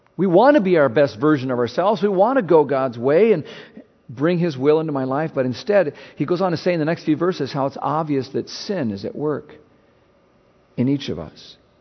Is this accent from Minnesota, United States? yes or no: yes; Minnesota, United States; moved away; I'm from Minnesota